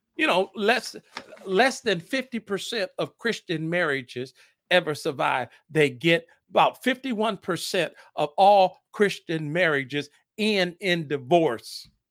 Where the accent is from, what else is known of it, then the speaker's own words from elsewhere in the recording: Fort Wayne, Indiana, United States; moved away as an adult; now in Indianapolis, United States; Fort Wayne, Indiana, my hometown